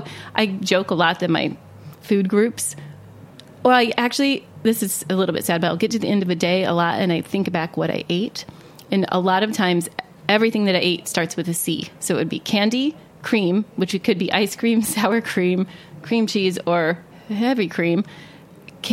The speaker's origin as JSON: {"language": "English", "region": "Ohio", "country": "United States", "tie": "born or raised there", "said": "I grew up in Ohio"}